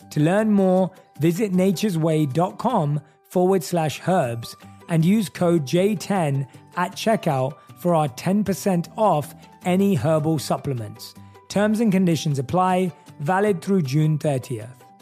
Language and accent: English; London, United Kingdom; moved away as an adult; also born or lived in New York / Los Angeles; Growing up in London, England, we were brought up on American television.